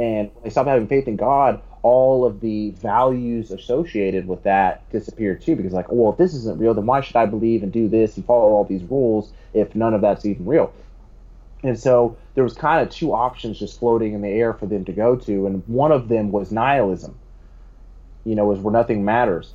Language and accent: English; United States; as an American